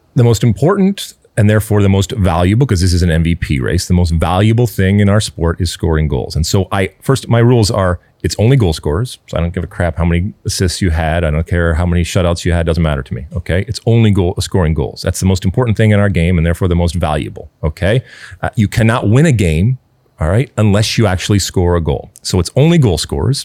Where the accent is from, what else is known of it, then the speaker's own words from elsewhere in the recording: United States; us being American soccer fans